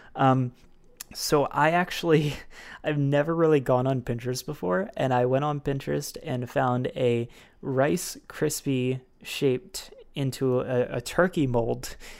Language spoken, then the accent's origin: English; Baltimore, Maryland, United States; from Baltimore, Maryland, my hometown